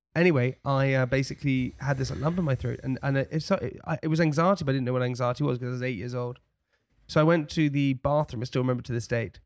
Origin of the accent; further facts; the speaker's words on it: London, United Kingdom; accent: posh; also born or lived in Chelsea; I'm straight outta West Brampton. I got blonde hair and I sound real posh.